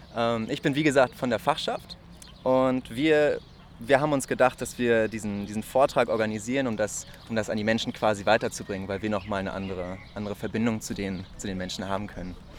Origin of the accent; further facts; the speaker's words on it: Lübeck, Schleswig-Holstein, Germany; moved away as an adult; now in Marburg, Germany; ich komme ursprünglich aus Lübeck und wohne jetzt seit Oktober hier in Marburg